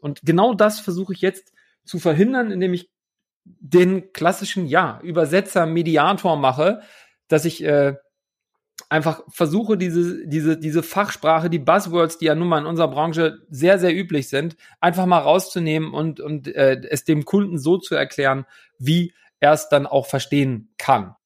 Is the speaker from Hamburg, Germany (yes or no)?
yes; Hamburg, Germany; now in Leipzig, Germany; nach Hamburg, in meine alte Heimat, aus dem wunderschönen Leipzig.